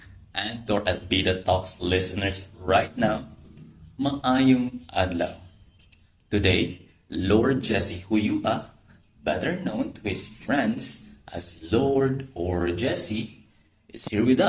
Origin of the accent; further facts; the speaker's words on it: Cebu, Central Visayas, Philippines; I am also from Cebu.